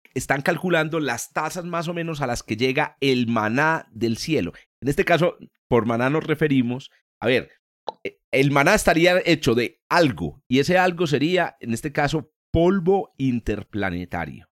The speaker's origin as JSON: {"language": "Spanish", "region": "Antioquia", "country": "Colombia", "said": "como decimos aquí en, mi tierra"}